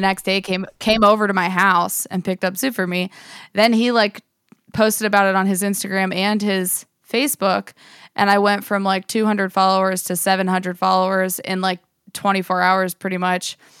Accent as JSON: {"language": "English", "town": "Johnsonburg", "region": "Pennsylvania", "country": "United States", "tie": "born or raised there", "moved": "yes", "lives_now": "Pittsburgh, United States", "said": "I grew up in Johnsonburg, Pennsylvania"}